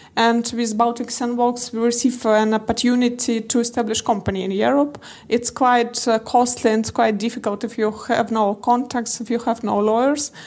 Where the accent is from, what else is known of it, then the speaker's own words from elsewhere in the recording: Moscow, Russia; I'm from Russia, Moscow.